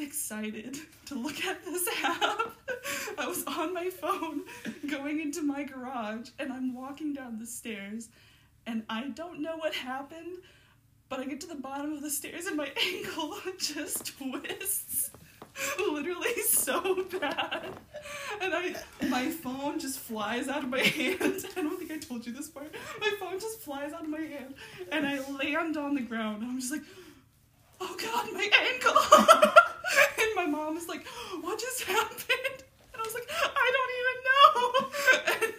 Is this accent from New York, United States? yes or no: no; Bryan, Ohio, United States; We're both from Bryan, Ohio